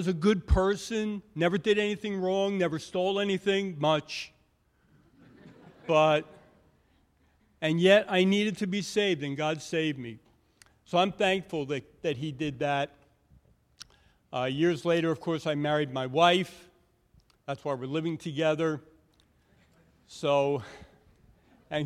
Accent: New York City, New York, United States; I grew up in Brooklyn, New York, just a good kid, living a good life in a good family

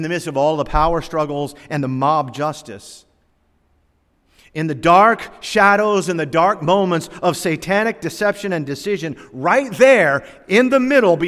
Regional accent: Norfolk, Virginia, United States; I was born down here in Norfolk, Virginia in 1958.

